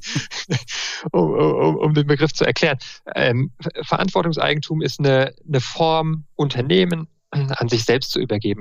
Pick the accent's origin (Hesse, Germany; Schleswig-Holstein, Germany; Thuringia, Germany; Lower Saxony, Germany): Hesse, Germany; Marburg; moved away as an adult; also born or lived in Münster / Würzburg; now in Freiburg, Germany; Ich bin in Marburg groß geworden, war in Münster dann zum Studium, in Würzburg und bin jetzt in Freiburg